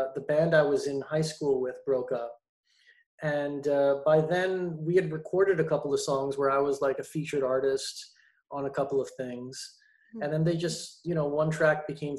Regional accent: Montreal, Quebec, Canada; moved away; also born or lived in Toronto; I was born and raised in Montreal

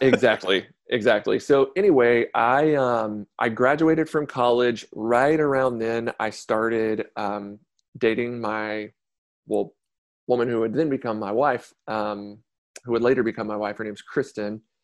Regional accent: Conroe, Texas, United States; also born or lived in Beaumont, Texas; originally from Beaumont, Texas, like Southeast Texas, moved here to Conroe when I was about ten, so just north of Houston.

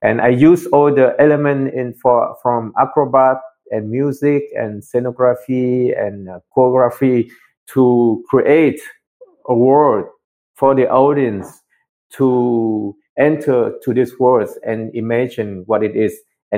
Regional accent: Germany; English is a second language; also born or lived in Vietnam; I was born in Vietnam, but I grew up in Germany, actually. So I came to Germany as a teen, and then went to school for ballet and circus arts there.

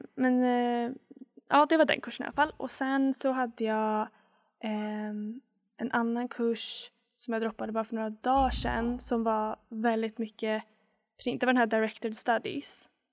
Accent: Sweden; moved away as an adult; now in Canada; jag är från Sverige

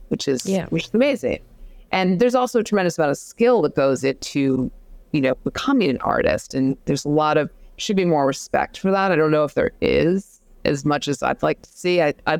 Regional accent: Manhattan, New York, United States; in the time that I was growing up in Manhattan, it was an area of Manhattan that had a lot of large loft spaces

